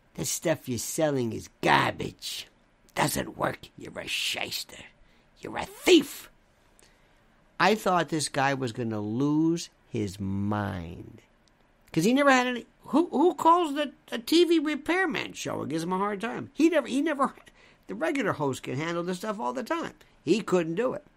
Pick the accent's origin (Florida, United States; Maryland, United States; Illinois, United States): Florida, United States; Tampa; I was born in Ybor City. Second generation, Ybor City